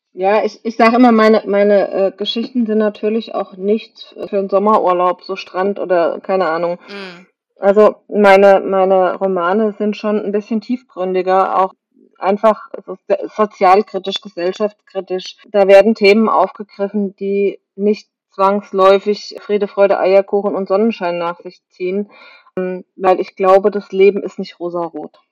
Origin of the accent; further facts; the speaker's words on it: Kaiserslautern, Rhineland-Palatinate, Germany; bin geboren in der Nähe von Kaiserslautern, bin in Kaiserslautern in die Schule gegangen